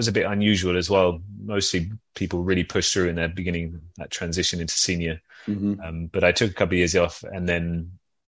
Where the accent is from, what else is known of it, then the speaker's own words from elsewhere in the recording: London, United Kingdom; moved away as an adult; now in Copenhagen, Denmark; I'm from London.